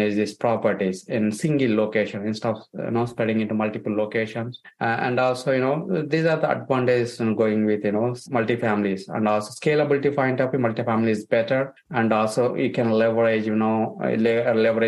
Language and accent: English; India; moved away as an adult; I came from India. I came 2 years in 2007.